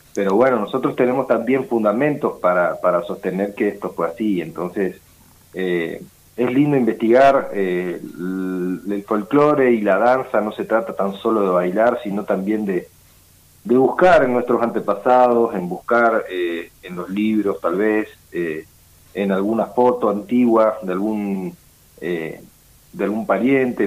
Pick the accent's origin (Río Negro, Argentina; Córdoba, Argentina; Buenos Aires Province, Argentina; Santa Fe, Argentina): Río Negro, Argentina; Patagonia; soy de la Patagonia, soy de Río Negro